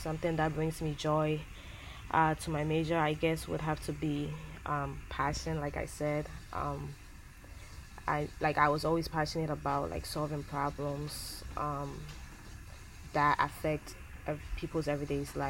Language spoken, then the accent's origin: English; Ghana; moved away; I was born and raised in Ghana